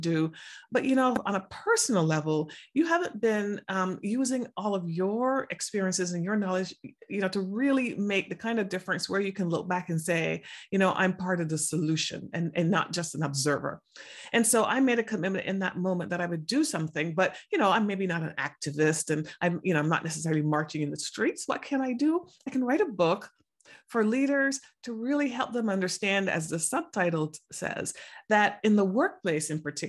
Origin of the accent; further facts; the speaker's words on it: Barbados; moved away as an adult; also born or lived in England; now in United States; I grew up in the Caribbean in Barbados